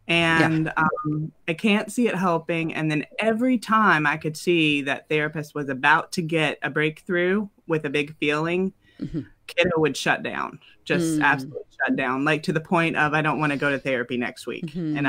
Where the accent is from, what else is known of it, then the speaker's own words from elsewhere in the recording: the South, United States; now in Ohio, United States; I'd say we're from the South, but we've lived all over, and we're currently living in Ohio.